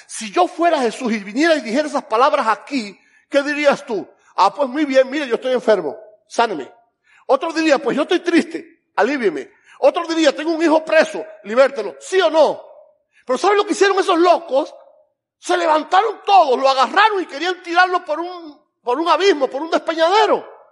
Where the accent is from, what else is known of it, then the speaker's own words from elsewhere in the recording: Camagüey, Cuba; yo soy cubano, pero yo soy de Camagüey.